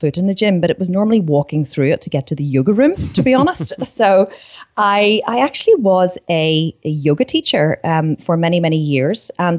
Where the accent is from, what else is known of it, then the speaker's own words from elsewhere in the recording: Ireland; I had this really strong urge to say it in like an American accent, which would be really bad because I'm Irish. But what's up is not a very Irish thing.